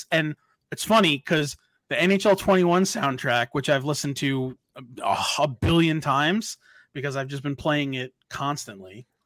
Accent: Long Island, New York, United States; now in Orlando, United States; so I moved from Long Island to Orlando, and Orlando is, is honestly truly in the country probably one of the most progressive cities in the country.

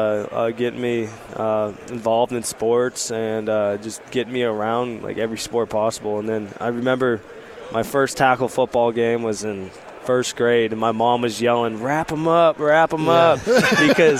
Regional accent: Spokane, Washington, United States; moved away as an adult; now in Berkeley, United States; I'm from Spokane, small little city in Washington

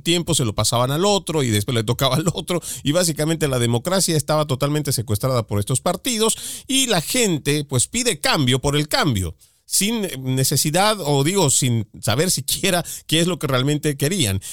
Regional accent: Bolivia; mi país, en Bolivia

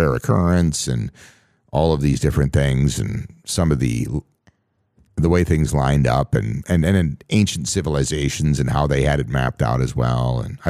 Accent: Minnesota, United States; I grew up again on the Canadian border here in Minnesota, out in the middle of nowhere, and I was hundreds of miles away from any civilization.

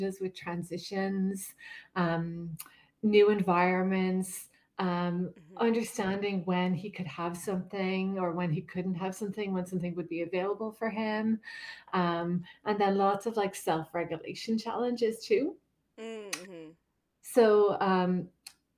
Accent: Ireland; moved away; I'm originally from Ireland

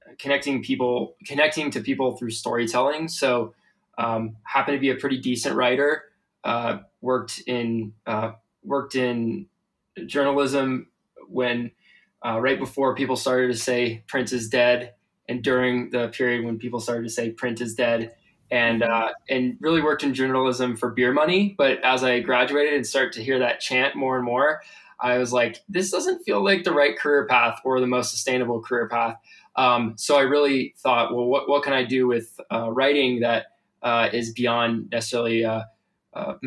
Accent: San Diego, California, United States; moved away as an adult; also born or lived in Santa Barbara, California; now in Colorado, United States; I grew up in California. I grew up in San Diego and spent my childhood and major first part of my life there until I was 18

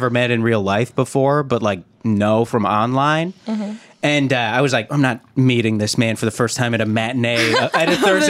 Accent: Calgary, Alberta, Canada; My hometown mall was Chinook Center in Calgary, Alberta.

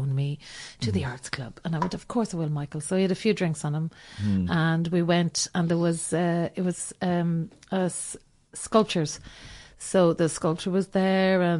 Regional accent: Ireland; I'm not being that Irish person.

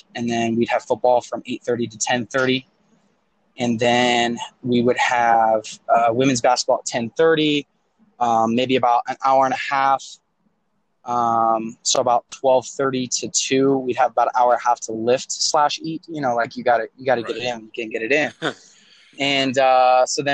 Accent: Colorado, United States; moved away as an adult; now in Utah, United States; I am from Colorado. Grew up playing baseball

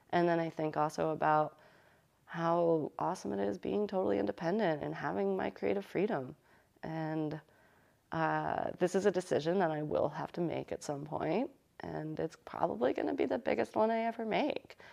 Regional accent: United States; we're, we're from Connecticut and New York

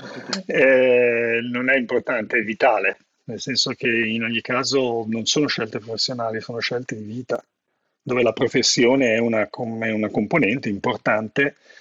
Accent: Italy; moved away as an adult; also born or lived in Seattle, United States; il mio paese

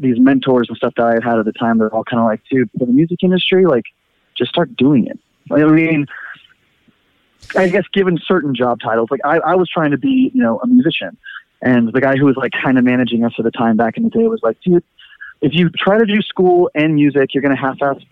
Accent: Fremont, California, United States; Ian and I grew up in Fremont together

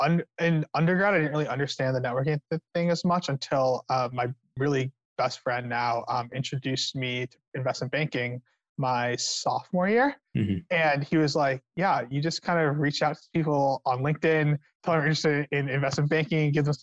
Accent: California, United States

